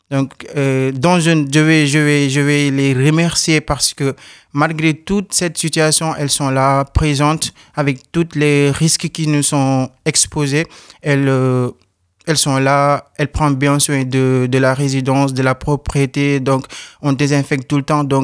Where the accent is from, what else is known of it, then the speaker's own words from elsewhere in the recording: Senegal; now in France; Oui, je viens du Sénégal.